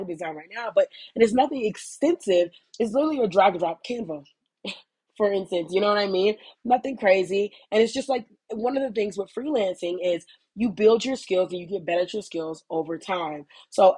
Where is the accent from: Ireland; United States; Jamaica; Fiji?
United States; moved away; I am an American, if you can't tell. I am an American